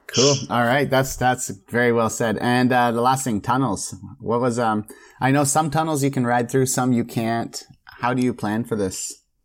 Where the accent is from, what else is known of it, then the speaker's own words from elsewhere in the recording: Canada; as a Canadian.